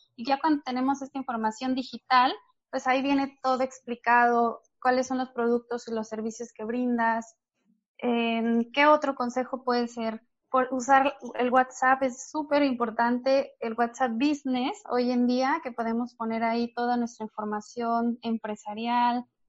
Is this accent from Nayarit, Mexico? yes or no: yes; Nayarit, Mexico; moved away as an adult; now in Playa del Carmen, Mexico; Yo soy de Nayarit